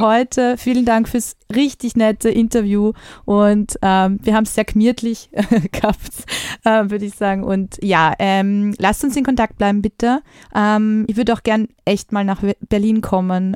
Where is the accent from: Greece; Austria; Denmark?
Austria; bei uns in Österreich